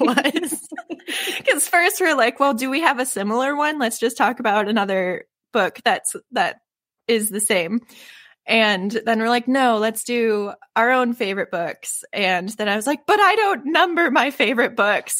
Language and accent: English; Michigan, United States; I'm from Michi-, Michigan